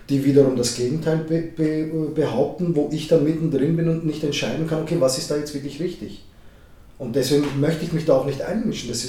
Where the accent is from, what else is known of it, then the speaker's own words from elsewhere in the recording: Vienna, Austria; wir sind hier in Wien geboren, wir haben die österreichische Staatsbürgerschaft. Also wir sind eigentlich eingesessene Wiener. Waschechte Wiener, wie man sagt auf Wienerisch, gell?